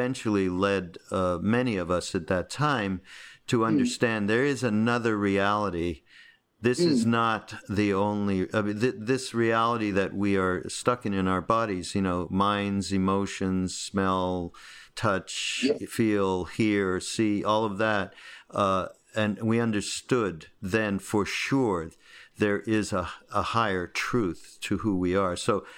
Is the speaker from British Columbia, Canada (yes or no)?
no; Montreal, Quebec, Canada; I'm from Montreal. You know, it's horrible.